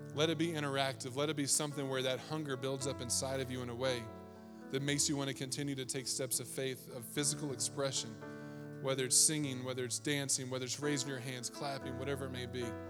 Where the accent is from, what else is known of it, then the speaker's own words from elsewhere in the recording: East Coast, United States; I grew up on the East Coast.